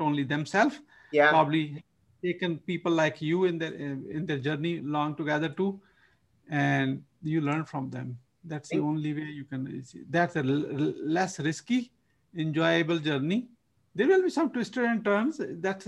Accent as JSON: {"language": "English", "country": "Pakistan", "tie": "born or raised there", "moved": "as an adult", "lives_now": "United States", "said": "From my accent, you probably can figure out I'm originally from Pakistan and born in the countryside"}